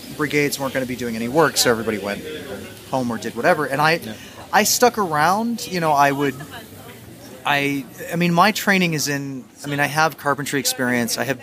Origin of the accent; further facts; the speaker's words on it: United States; moved away as an adult; now in Mexico City, Mexico; I'm from the States